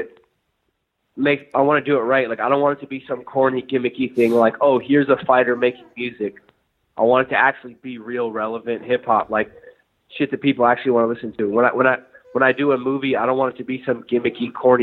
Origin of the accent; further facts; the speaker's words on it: Northern California, United States; I'm from Northern California, and that sums up everyone I went to high school